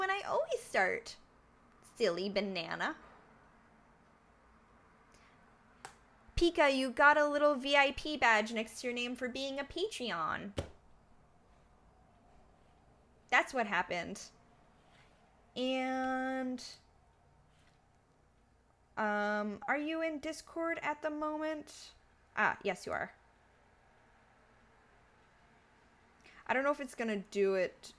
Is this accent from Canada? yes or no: yes; Canada; I'm from Canada, so we actually learn French in school